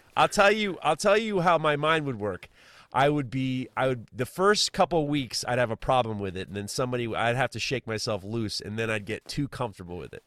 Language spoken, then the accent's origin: English; United States; as an American